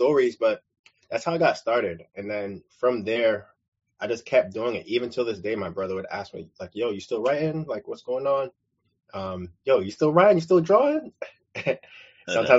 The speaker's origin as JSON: {"language": "English", "town": "New York City", "region": "New York", "country": "United States", "tie": "born or raised there", "said": "where I'm from, was born and raised in Brooklyn, New York"}